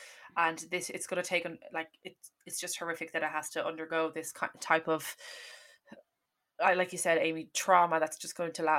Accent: Ireland; this makes us more aware anyway, as Irish people anyway, to be more aware of geopolitics

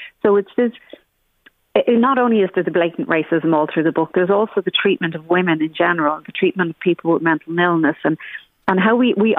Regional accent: Ireland; Back to your own country, this, or where are you from? And you're like, well, I'm from Ireland.

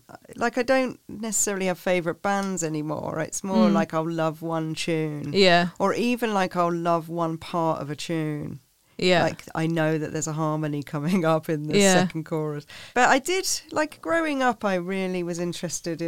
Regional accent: Ely, East of England, United Kingdom; we grew up in Ely

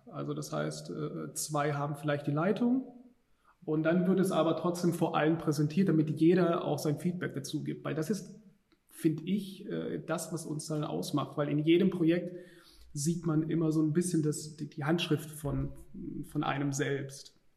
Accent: Stuttgart, Baden-Württemberg, Germany; moved away as an adult; now in Düsseldorf, Germany; wir kommen eigentlich ursprünglich aus Stuttgart und wir sind dann nach Düsseldorf gezogen

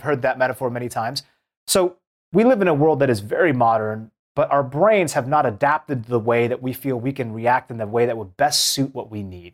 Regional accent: Seattle, Washington, United States; I grew up in Seattle

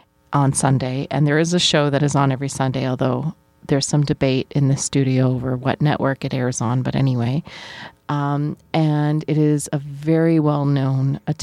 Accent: New Brunswick, Canada; now in Toronto, Canada; where I grew up in New Brunswick.

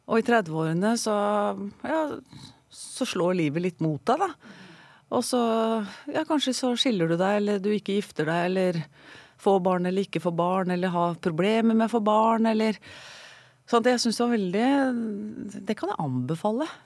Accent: Sandefjord, Vestfold, Norway; Jeg er opprinnelig fra Sandefjord.

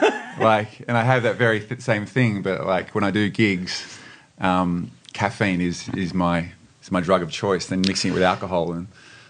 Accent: Sydney, New South Wales, Australia; also born or lived in Perth; I'm a Sydney guy. I was born in Perth, but I'm mainly from the Lower North Shore.

